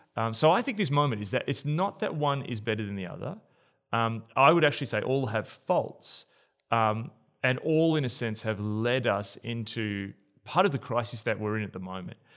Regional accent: Australia

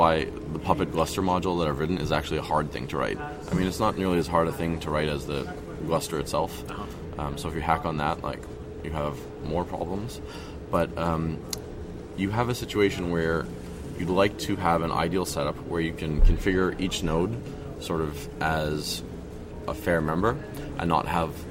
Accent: Montreal, Quebec, Canada; I'm from Montreal

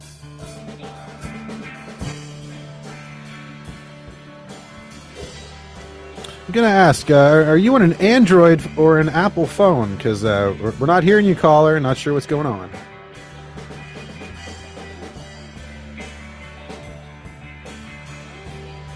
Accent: Canada; I am Canadian

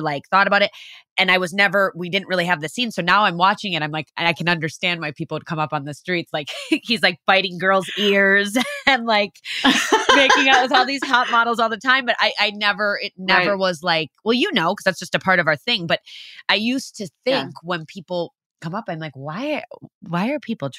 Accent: Wisconsin, United States; accent: Wisconsin; my Wisconsin accent

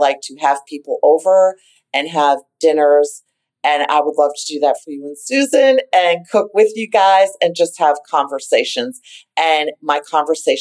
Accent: Boston, Massachusetts, United States; we grew up with them in the North End

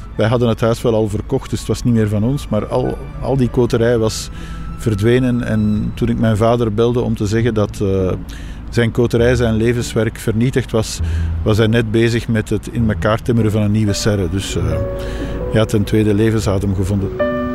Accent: Belgium; ik ben een geboren en getogen Belg

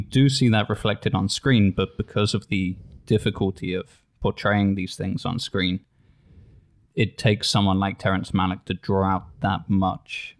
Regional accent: England, United Kingdom; as an English person

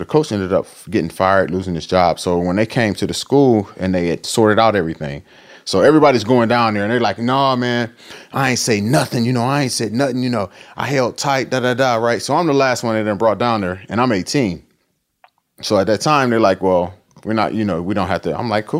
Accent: Akron, Ohio, United States; Akron. I'm from Akron.

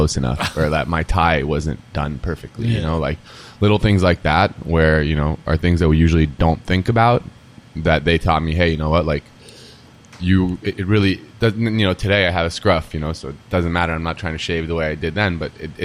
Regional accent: New York City, New York, United States; moved away as an adult; now in Miami, United States; we were born and raised in Manhattan

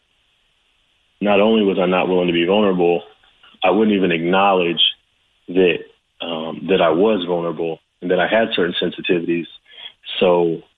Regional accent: the Valley, California, United States; as a young kid, you know, growing up in the Valley in California

